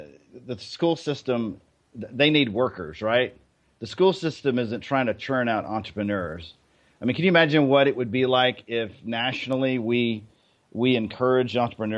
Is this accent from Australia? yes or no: no; Germany; So for me, I guess, you know, I grew up in Germany. On a military base.